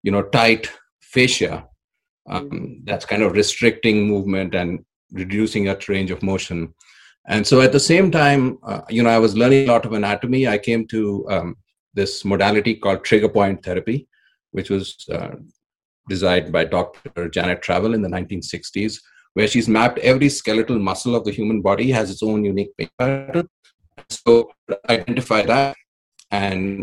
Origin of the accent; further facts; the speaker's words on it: India; moved away as an adult; now in Nevada City, United States; Originally, I come from India.